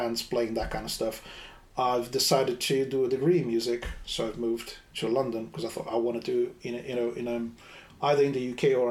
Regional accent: Brazil; now in United Kingdom; back in Brazil, so I'm from Brazil

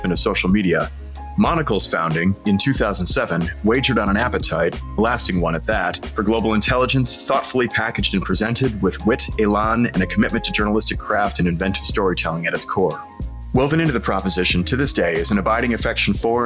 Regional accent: New York City, New York, United States; New York City, which of course is my hometown

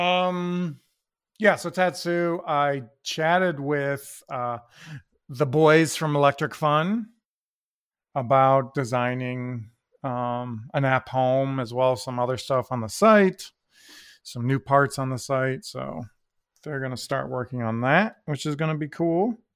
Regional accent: Toledo, Ohio, United States; we're from Toledo

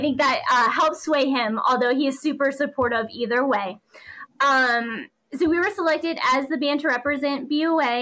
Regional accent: East Coast, United States; also born or lived in New Jersey / Georgia; now in Leander, United States; I'm originally from the East Coast, but I currently live in Leander, Texas

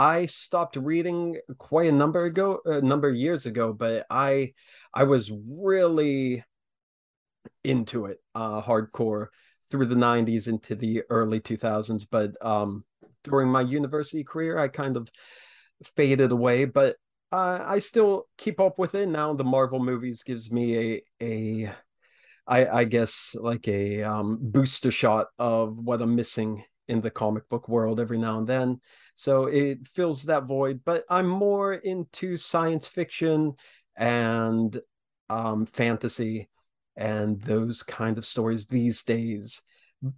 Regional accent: small town north of Pittsburgh, Western Pennsylvania, United States; I'm from Western Pennsylvania, just north of Pittsburgh

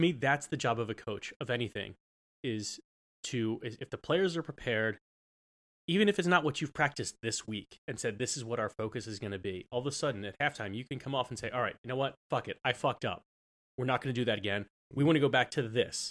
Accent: United States; I'm American

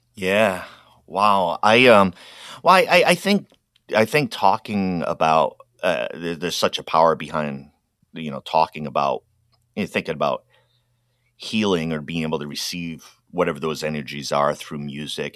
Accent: Rhode Island, United States; moved away; I grew up in Rhode Island, which means you grow up Roman Catholic.

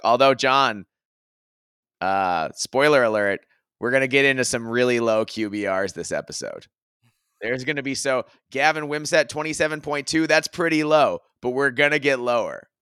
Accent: Minnesota, United States; as a Minnesotan

